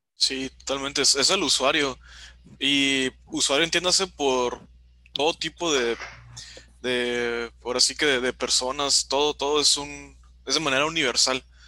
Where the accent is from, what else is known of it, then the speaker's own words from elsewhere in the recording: Baja California Sur, Mexico; yo soy de la Baja California